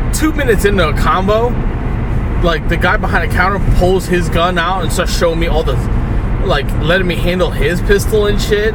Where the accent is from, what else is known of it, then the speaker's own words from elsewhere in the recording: New York City, New York, United States; accent: Brooklyn; we new yorkers